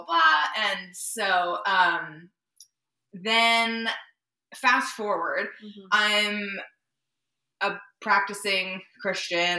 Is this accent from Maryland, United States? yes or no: yes; Maryland, United States; We had recently moved to the house I grew up in Maryland